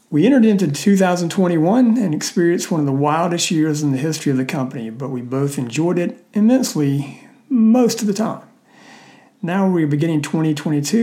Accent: South Mississippi, United States; moved away as an adult; now in Birmingham, Alabama, United States; I grew up in South Mississippi

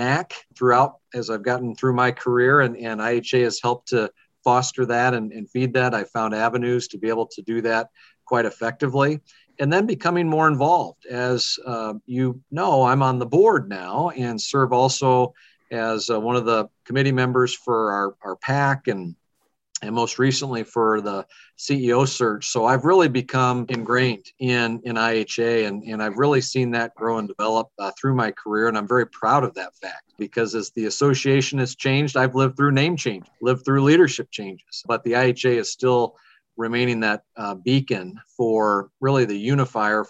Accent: Fort Dodge, Iowa, United States; I'm a lifelong Iowan. I grew up in Fort Dodge, Iowa, and graduated from St. Edmund High School there.

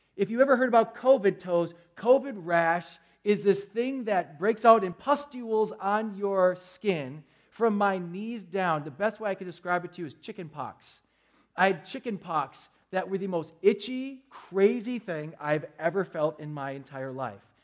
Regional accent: Milwaukee, Wisconsin, United States; I'm from Milwaukee

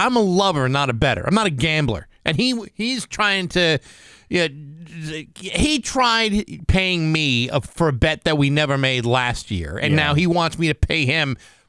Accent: United States; I am an American

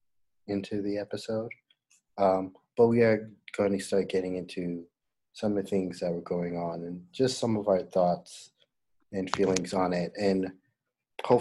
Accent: United States; being American

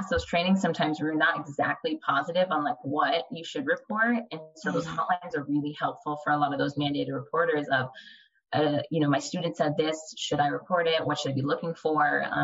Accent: California, United States; now in San Antonio, United States; I was born and raised in California

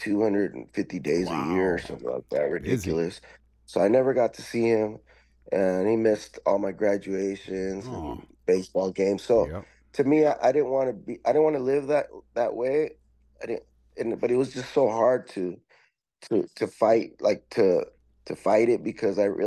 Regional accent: Tijuana, Baja California, Mexico; also born or lived in Los Angeles, California / San Diego, California; now in Chula Vista, United States; I came back down to Tijuana, where I was raised as a youth, and then we eventually crossed the border to San Diego, where I've been living here ever since

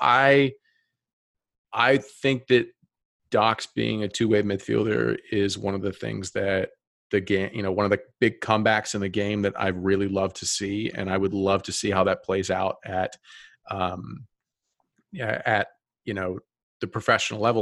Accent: Atlanta, Georgia, United States; I'm from the South. I'm from Atlanta.

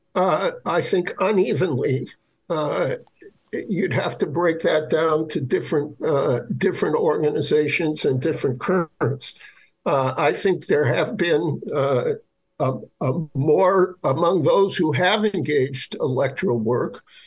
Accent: Milwaukee, Wisconsin, United States; own home state of Wisconsin, it's been battered by deindustrialization. Milwaukee, my hometown

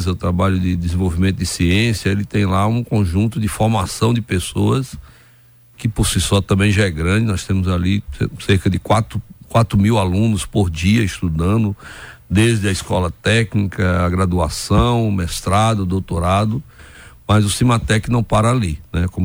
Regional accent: interior of Piauí, Brazil; moved away; sou lá do interior do Piauí, do sertão do Nordeste

